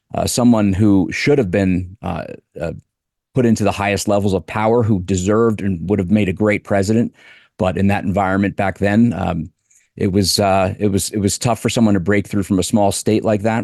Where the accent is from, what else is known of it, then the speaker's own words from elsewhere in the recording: Delaware, United States; I grew up in Delaware